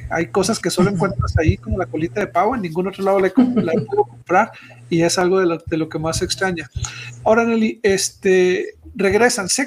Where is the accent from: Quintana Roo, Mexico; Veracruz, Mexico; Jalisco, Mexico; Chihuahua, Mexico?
Chihuahua, Mexico; now in Ciudad Juárez, Mexico; yo me fui de Chihuahua a Juárez, de ahí salí a la misión y ahí regresé.